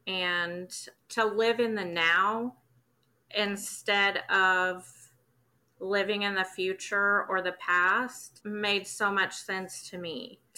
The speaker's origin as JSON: {"language": "English", "town": "Wichita", "region": "Kansas", "country": "United States", "said": "I'm from Wichita, Kansas."}